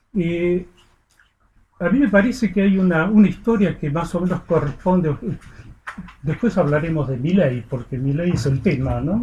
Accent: Argentina; moved away; mi país, lo que fue mi país hasta hace 50 años, cuando me fui de Argentina

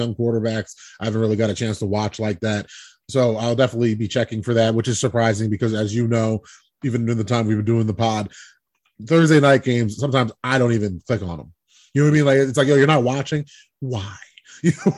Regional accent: New Jersey, United States; I'm from Jersey

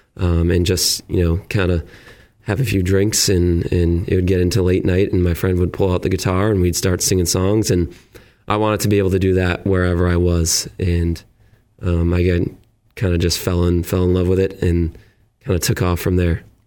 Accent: Auburn, Massachusetts, United States; moved away as an adult; also born or lived in Millbury, Massachusetts / Worcester, Massachusetts; now in Plymouth, United States; I grew up in Auburn, uh, Mass, and lived in Millbury for the last couple years, and just moved down to Plymouth

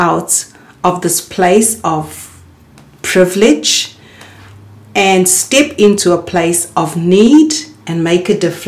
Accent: South Africa; also born or lived in Cape Town; a South African trained optometrist

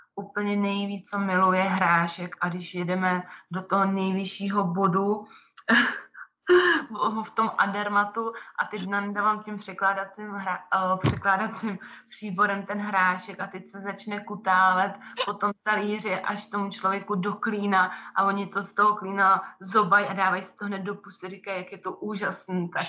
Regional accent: Czechia; moved away as an adult; now in Brig, Switzerland; jsem taky Češka

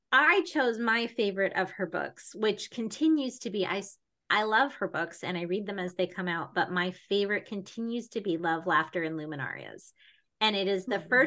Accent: New Mexico, United States; I grew up in New Mexico.

